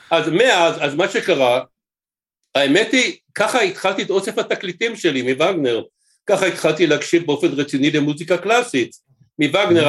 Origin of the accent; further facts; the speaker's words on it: Jerusalem, Jerusalem District, Israel; אני ירושלמי במקור